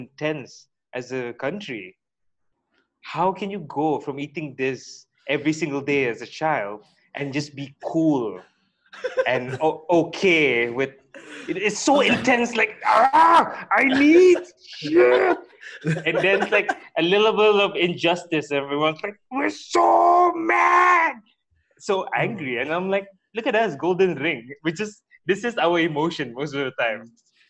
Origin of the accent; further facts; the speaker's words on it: Brunei; we grew up in Brunei.